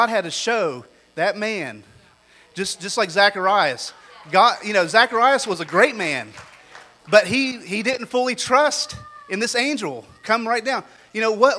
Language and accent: English; United States; me as an American